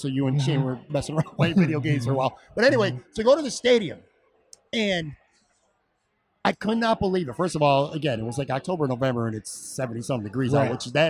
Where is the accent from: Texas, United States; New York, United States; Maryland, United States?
New York, United States; Buffalo; Okay, now we're from Buffalo.